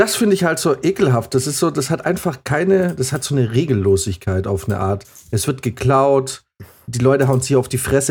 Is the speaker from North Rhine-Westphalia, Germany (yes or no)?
no; Munich, Bavaria, Germany; als Münchner